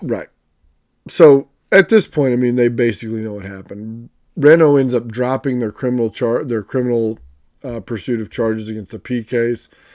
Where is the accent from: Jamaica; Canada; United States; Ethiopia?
United States; an American fan